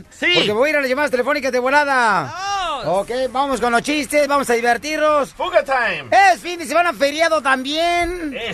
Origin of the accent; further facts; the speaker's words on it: Veracruz, Mexico; Ah, pues yo soy jarocha.